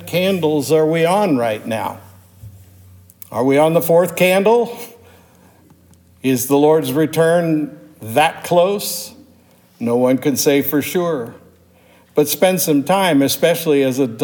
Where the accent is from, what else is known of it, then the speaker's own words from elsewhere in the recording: Pittsburgh, Pennsylvania, United States; also born or lived in Louisville metropolitan area; now in Louisville, United States; I grew up in Pittsburgh, Pennsylvania